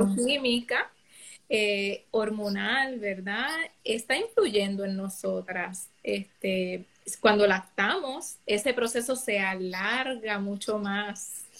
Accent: San Lorenzo, Puerto Rico; soy samaritana, soy natural de San Lorenzo

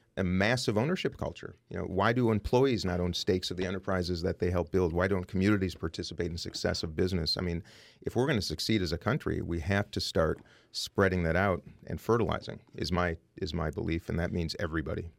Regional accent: Saint Paul, Minnesota, United States; I grew up very poor in Saint Paul, Minnesota

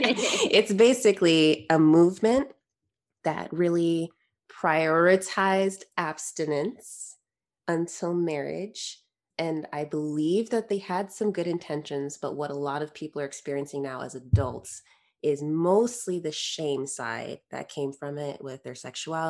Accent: Connecticut, United States; I grew up in Connecticut

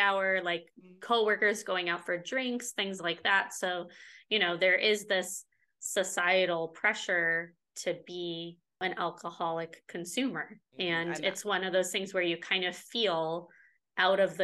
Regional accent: Chicago, Illinois, United States; now in Southern California, United States; where I grew up in the Chicago area, it was cold and freezing for 6 months out of the year

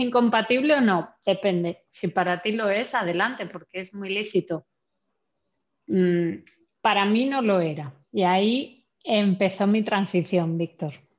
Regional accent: Santander, Cantabria, Spain; moved away; also born or lived in Germany; vengo de la única región de España en la que eh, hace 20 años no se hacía vino vengo de Santander, que de vacas sabemos mucho

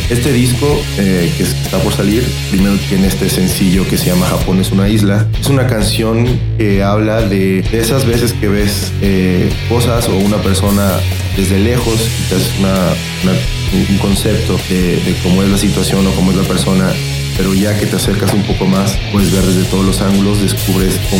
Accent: Mérida, Yucatán, Mexico; now in Mexico City, Mexico; yo tengo viviendo en la Ciudad de México dos años. Yo soy originario de la ciudad de Mérida y me mudé con, el proyecto de Islas Bajo el Brazo.

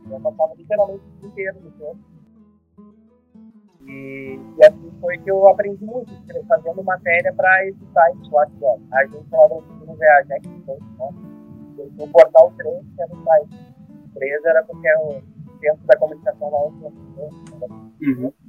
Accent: São Francisco de Paula, Rio Grande do Sul, Brazil; moved away as an adult; also born or lived in São Leopoldo; eu morava em São Francisco de Paula, na terra que é a minha cidade natal, né?

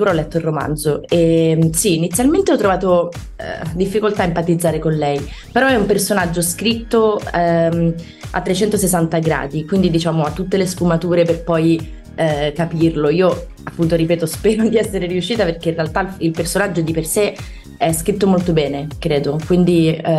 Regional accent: Milan, Lombardy, Italy; now in Rome, Italy; le persone dicono che sono una milanese un po' atipica, perché preferisco, nel senso si tratta comunque di due grandi città, però Milano è molto frenetica, no? Io preferisco, ho trovato una dimensione abbastanza tranquilla a Roma

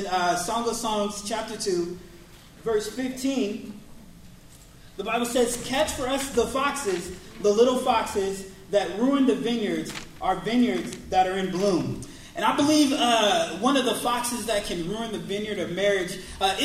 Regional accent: Seattle, Washington, United States; we are from Seattle

